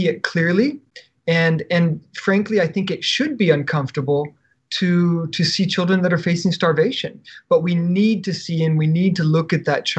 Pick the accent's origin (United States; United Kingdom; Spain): United States; as an American